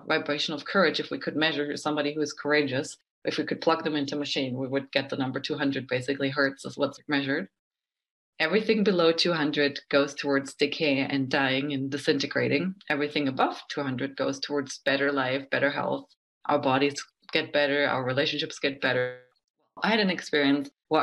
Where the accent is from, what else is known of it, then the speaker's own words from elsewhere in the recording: Germany; I'm from Germany